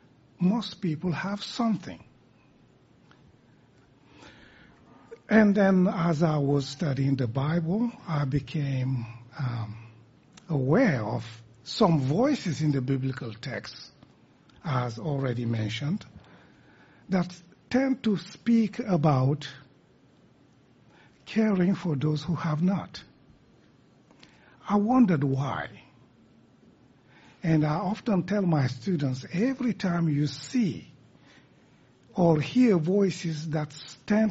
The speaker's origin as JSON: {"language": "English", "region": "southern Senegal", "country": "Senegal", "second_language": "English", "said": "I come from West Africa, and I am from the Djola group of people who live in the southern part of Senegal."}